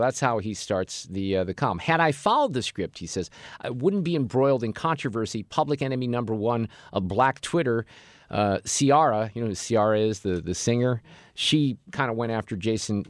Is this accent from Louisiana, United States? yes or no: no; Ballwin, Missouri, United States; I have a very different existence growing up in Baldwin in West St. Louis County